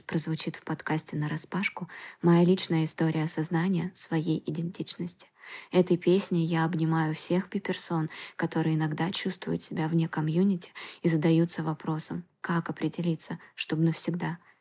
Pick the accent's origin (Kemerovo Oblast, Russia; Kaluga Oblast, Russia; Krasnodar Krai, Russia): Krasnodar Krai, Russia; Krasnodar; я музыкантка из Краснодара